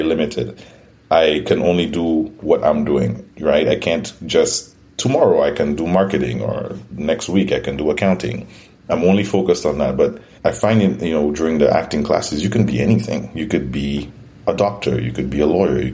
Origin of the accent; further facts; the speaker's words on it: St. Lucia; moved away as an adult; also born or lived in Toronto, Canada; now in Canada; I'm originally from St. Lucia. It's a Caribbean island